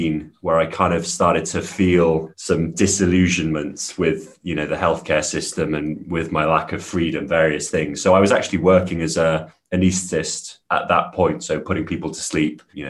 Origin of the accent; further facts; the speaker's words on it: Wales, United Kingdom; I grew up in Wales in the UK